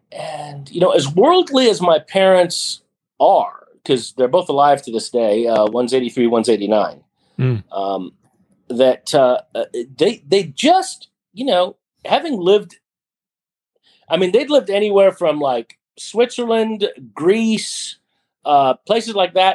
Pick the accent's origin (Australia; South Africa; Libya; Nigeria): Libya; born there; Briefly, that bio is I was born in Libya, and my father was a diplomat